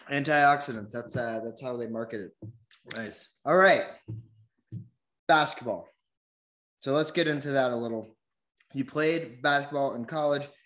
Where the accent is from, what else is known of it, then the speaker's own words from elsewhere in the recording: Ashland, Oregon, United States; moved away as an adult; southern oregon Southern Oregon.